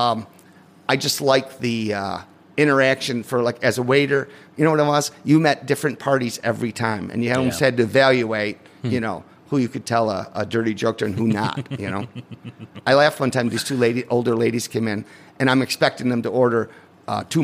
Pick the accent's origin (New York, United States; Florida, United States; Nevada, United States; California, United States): New York, United States; Liverpool; I grew up in Liverpool